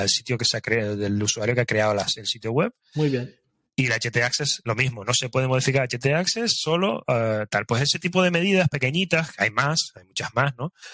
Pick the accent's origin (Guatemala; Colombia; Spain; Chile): Spain